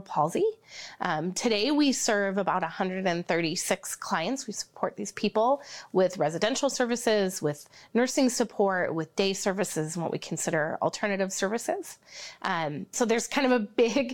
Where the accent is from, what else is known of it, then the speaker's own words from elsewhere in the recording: Marcus, Iowa, United States; moved away as an adult; now in Sioux Falls, United States; I grew up in a small town, Marcus, Iowa, a town of about 1,000